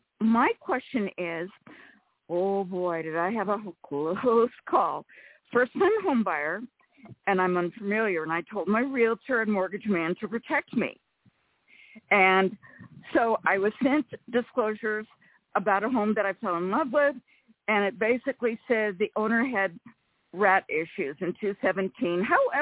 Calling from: Rancho Cordova, California, United States; from Rancho Cordova.

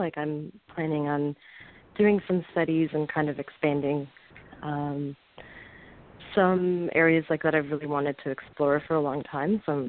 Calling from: California, United States; I'm calling from California.

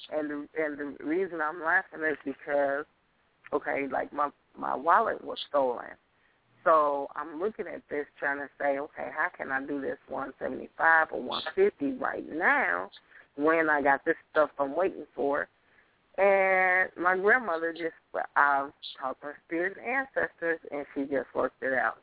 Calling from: Minneapolis, Minnesota, United States; I'm calling from Minneapolis, Minnesota.

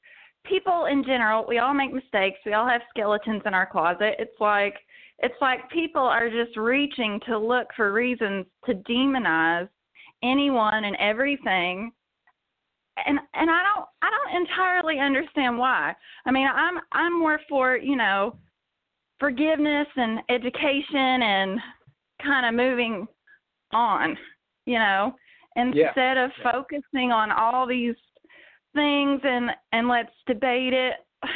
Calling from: Kentucky, United States; I'm calling from Kentucky

